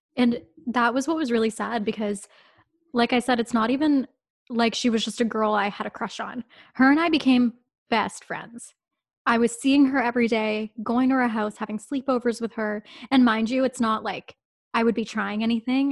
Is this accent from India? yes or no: no; town outside of Toronto, Ontario, Canada; town outside of Toronto. Um, it's probably about an hour away. I lived there all my life. Like, I never moved as a kid.